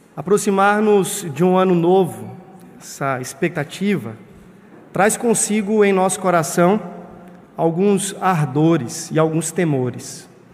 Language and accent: Portuguese; Brazil; nascemos no Brasil